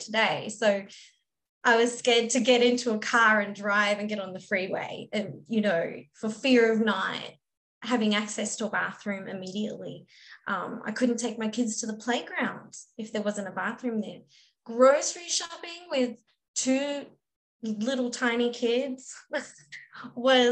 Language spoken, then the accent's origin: English; Australia; moved away as an adult; now in United States; I'm Australian and I moved to America